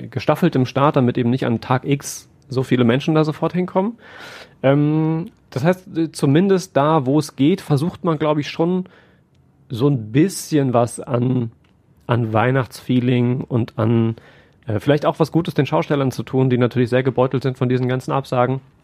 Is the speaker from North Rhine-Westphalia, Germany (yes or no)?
yes; Siegerland, North Rhine-Westphalia, Germany; moved away as an adult; now in Essen, Germany; Ich komme ja nicht gebürtig aus dem Ruhrgebiet, sondern aus dem Siegerland